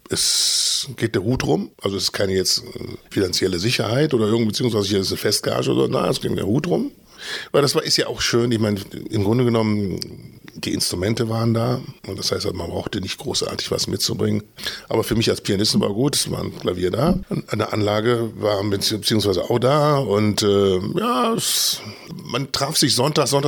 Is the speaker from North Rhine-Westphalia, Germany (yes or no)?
yes; Düsseldorf, North Rhine-Westphalia, Germany; Ich bin in Düsseldorf geboren, im Süden von Düsseldorf, Ordenbach. Jetzt, wenn Leute das kennen, na, Benrad.